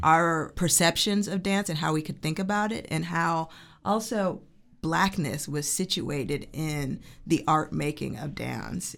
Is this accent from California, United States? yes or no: no; Oak Park, Illinois, United States; moved away as an adult; also born or lived in New York; I'm originally from Chicago, Oak Park, Illinois, which is a suburb outside of Chicago. And I started dancing when I was three. And so I studied in Chicago